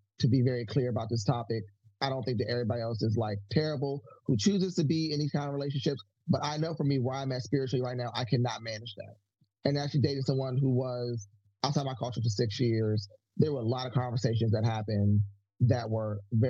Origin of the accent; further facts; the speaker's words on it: United States; I, as an American, African-American person, Black American